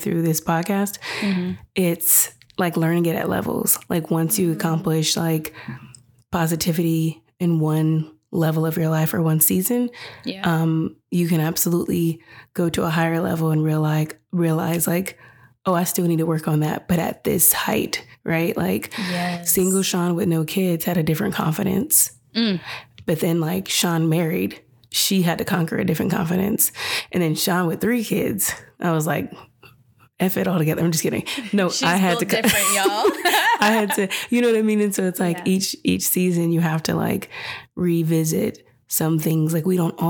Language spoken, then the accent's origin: English; California, United States; moved away; also born or lived in Washington; my whole life, I grew up in California